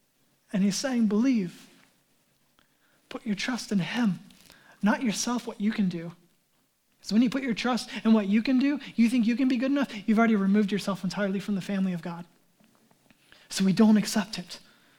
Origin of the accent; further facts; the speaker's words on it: United States; Whoa, I'm American. I'm a self-made man.